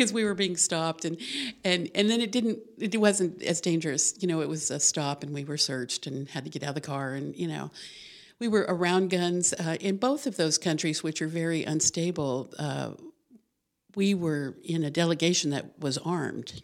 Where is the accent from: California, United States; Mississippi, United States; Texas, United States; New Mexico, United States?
New Mexico, United States; Albuquerque; moved away; New Mexico. I was born in Albuquerque.